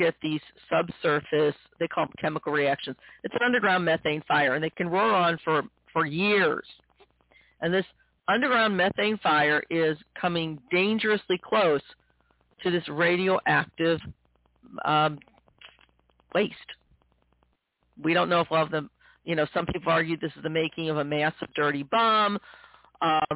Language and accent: English; Missouri, United States; my home state of Missouri